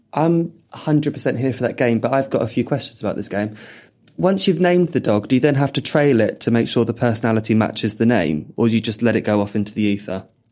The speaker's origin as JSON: {"language": "English", "town": "Purley", "region": "London", "country": "United Kingdom", "tie": "born or raised there", "said": "I grew up in Purley"}